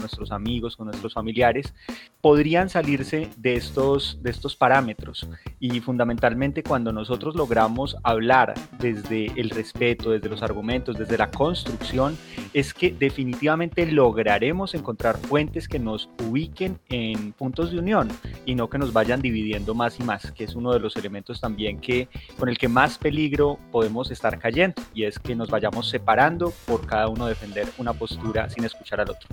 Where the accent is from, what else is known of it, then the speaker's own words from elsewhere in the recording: Colombia; nosotros como colombianos